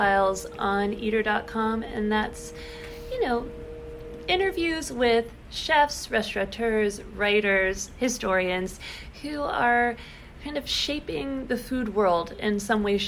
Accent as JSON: {"language": "English", "town": "Pittsburgh", "region": "Pennsylvania", "country": "United States", "tie": "born or raised there", "said": "I grew up in Pittsburgh"}